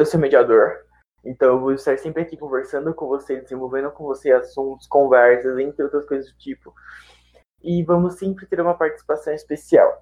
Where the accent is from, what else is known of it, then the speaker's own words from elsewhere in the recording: São Paulo, Brazil; eu sou de São Paulo